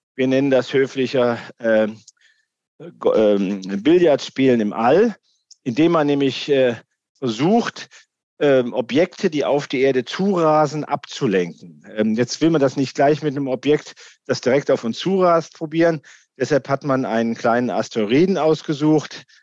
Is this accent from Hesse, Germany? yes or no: yes; Darmstadt, Hesse, Germany; hier aus dem Land, aus dem ich komme, aus Hessen